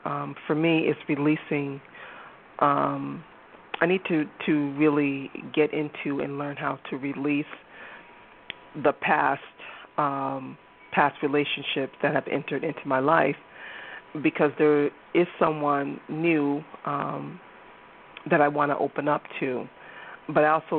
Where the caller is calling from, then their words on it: Massachusetts, United States; I'm calling from Massachusetts.